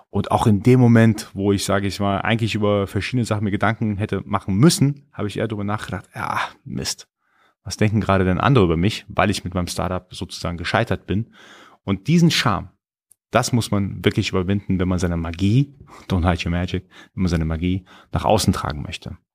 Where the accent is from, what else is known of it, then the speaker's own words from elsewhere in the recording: Iran; first language Persian; German is a second language; ich bin gebürtiger Iraner, ich spreche Farsi, also Persisch, und ich habe für mich irgendwann entdeckt oder beobachtet, dass mein Persisch mit der Zeit schlechter wurde, weil ich einfach weniger gesprochen habe.